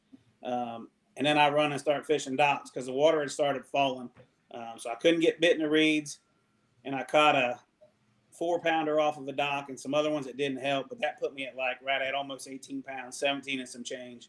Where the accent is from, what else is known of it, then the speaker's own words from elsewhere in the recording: Ohio River Valley, United States; me being a river rat, growing up on the Ohio River